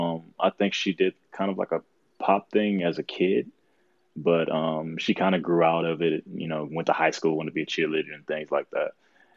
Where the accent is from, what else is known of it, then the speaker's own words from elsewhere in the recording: Henry County, Georgia, United States; now in Clarkston, United States; Right now, I'm up in Clarkston, Georgia, but I was born and raised in Henry County, Georgia, Country Roads, which is kind of like 40, 50 minutes south of Atlanta.